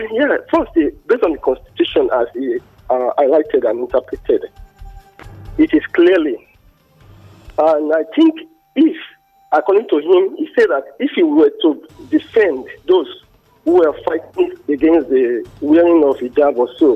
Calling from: Abeokuta, Ogun State, Nigeria; I'm calling from Abeokuta.

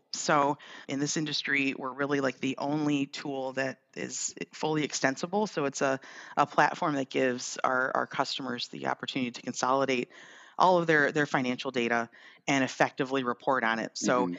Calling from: Birmingham, Michigan, United States; I'm in Birmingham, Michigan, actually. So that's where OneStream's headquarters is. That's where I'm calling in from today.

